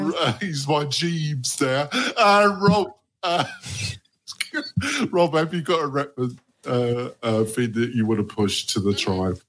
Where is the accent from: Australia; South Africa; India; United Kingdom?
United Kingdom; England; moved away as an adult; now in United States; I'm English for and also I'm American. You know, I've been living in America for 15 years